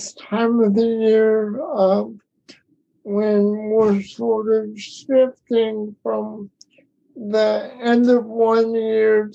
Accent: Florida, United States; now in North Carolina, United States; I was born and raised in Florida

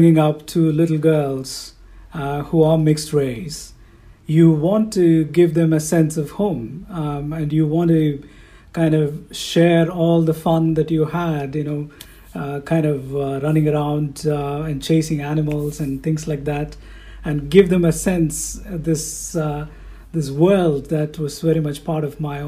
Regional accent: India; moved away as an adult; also born or lived in Edinburgh, United Kingdom; now in England, United Kingdom; growing up in India

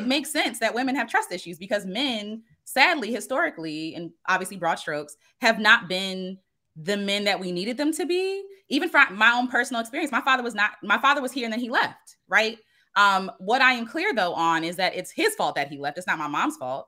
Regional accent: United States; I am an American Black woman

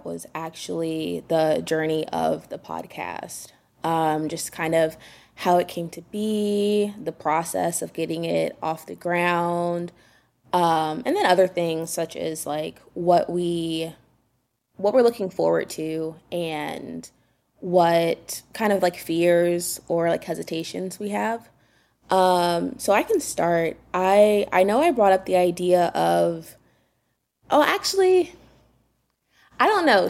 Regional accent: Durham, North Carolina, United States; moved away as an adult; now in Raleigh, United States; I'm from Durham, but I moved to Raleigh for work in 2019

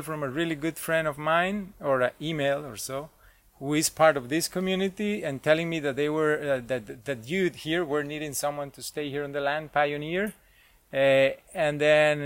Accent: Cartago, Costa Rica; I grew up in Cartago, and that's where... Most of my family is

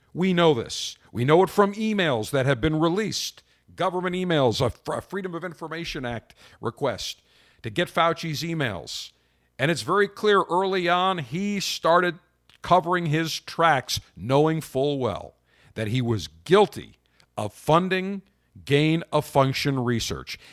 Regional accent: Buffalo, New York, United States; now in Tampa, United States; I grew up in Buffalo in the winter.

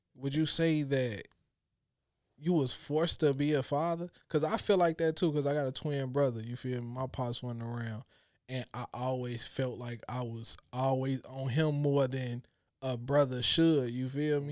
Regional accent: Chicago, Illinois, United States; growing up in Chicago, we always had to be hard

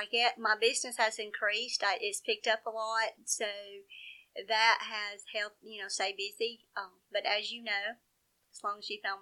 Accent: Jasper, Alabama, United States; also born or lived in Slidell, United States; I'm from Jasper, Alabama, of course, and I've lived here pretty much all my life, except about 2 years. Lived in Louisiana in middle school.

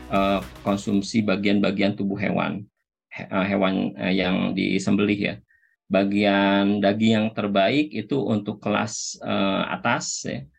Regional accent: Medan, North Sumatra, Indonesia; Jadi saya kan dari Medan, setiap kunjungan pasti makan ke sini lah.

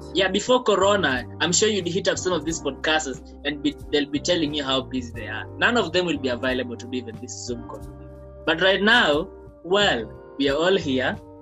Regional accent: Kenya

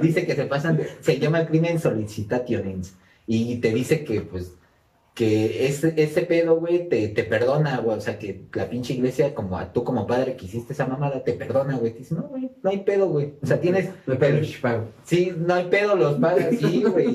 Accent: Mexico; accent: ñero; nosotros somos de México por si no, habían distinguido nuestro acento ñero.

